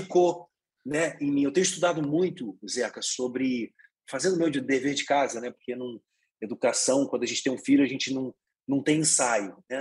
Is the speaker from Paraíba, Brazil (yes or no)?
no; Petrópolis, Rio de Janeiro, Brazil; moved away; eu sou de Petrópolis, uma cidade na Serra ali, eu não fui criado no Rio de Janeiro, numa cidade grande